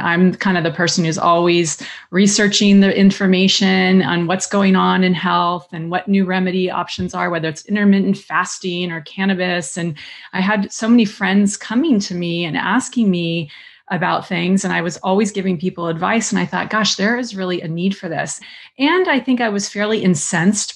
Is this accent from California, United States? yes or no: yes; Southern California, United States; growing up in Southern California in the 70s